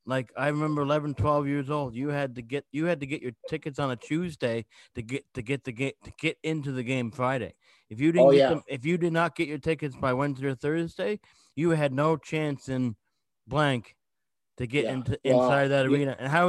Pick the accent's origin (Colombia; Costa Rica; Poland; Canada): Canada; Gander, Newfoundland and Labrador; I'm from Newfoundland. I was born in 83. I was born in Gander, Newfoundland.